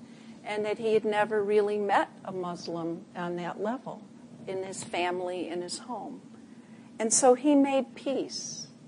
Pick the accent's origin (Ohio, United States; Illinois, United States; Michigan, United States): Illinois, United States; Chicago; I'm originally from Chicago, too.